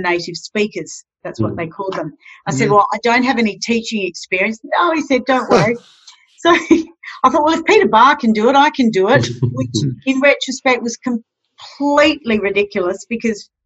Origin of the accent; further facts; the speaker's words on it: Alice Springs, Northern Territory, Australia; moved away as an adult; also born or lived in Prague, Czech Republic / Western Australia; growing up in Central Australia